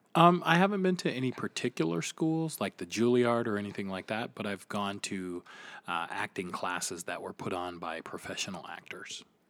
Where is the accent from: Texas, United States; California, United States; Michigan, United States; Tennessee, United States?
Michigan, United States; Flint; I am from Flint, Michigan.